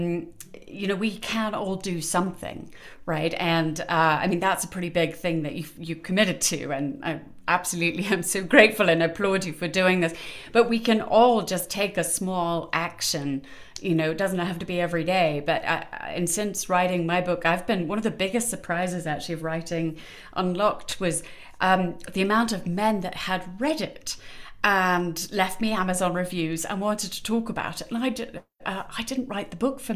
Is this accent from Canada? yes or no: no; United Kingdom; moved away as an adult; now in United States; I'm British. Probably gathered that a bit from my accent, though it does travel a bit. I've been over here in America for a bit too long.